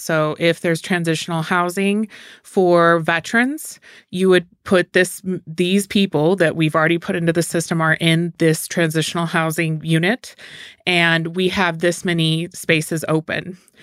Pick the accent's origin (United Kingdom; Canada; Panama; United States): United States; Sparks, Nevada; now in Reno, United States; I grew up in Sparks, so I am a townie